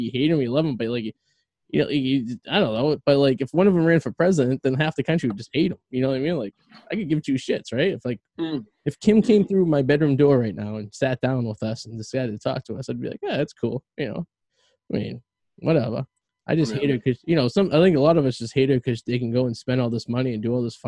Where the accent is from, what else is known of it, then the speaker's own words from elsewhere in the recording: Revere, Massachusetts, United States; now in West Newbury, United States; I'm a guy from Revere